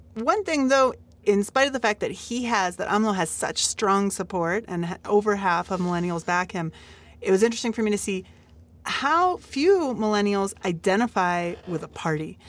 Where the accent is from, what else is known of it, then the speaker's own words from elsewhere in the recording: United States; now in Mexico; as an American